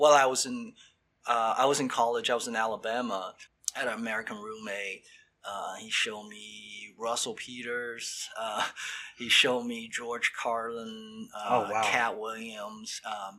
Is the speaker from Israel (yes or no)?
no; Xinjiang, China; English is a second language; moved away as an adult; also born or lived in southern China; now in United States; I was born in the northwest part of the China, and it's like a border town. It's where border was Tajikistan, Afghanistan